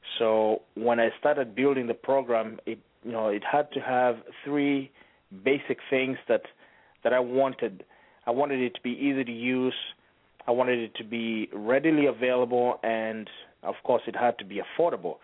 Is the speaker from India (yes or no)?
no; Kenya; moved away; We're actually from East Africa, from a country called Kenya